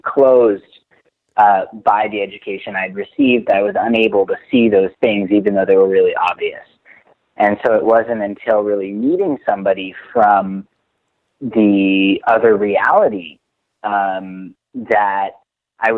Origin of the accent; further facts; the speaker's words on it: Washington, District of Columbia, United States; moved away as an adult; now in Jerusalem; So I'm from Washington, D.C. I, you know, grew up in a pretty traditional sort of down the middle Jewish community in the U.S.